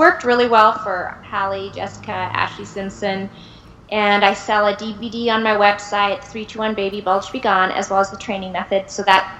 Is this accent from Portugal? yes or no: no; India; You know, I'm from India, and Indian genes, and I have in my family diabetes and hypertension